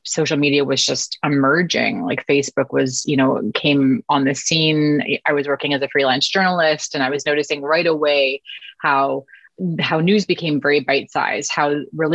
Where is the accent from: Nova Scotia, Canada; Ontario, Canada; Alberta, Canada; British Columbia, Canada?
British Columbia, Canada; Vancouver; moved away as an adult; now in Toronto, Canada; I had moved with my family from Vancouver, which is where I was born and raised on the West Coast, to Toronto, Canada, where I live now.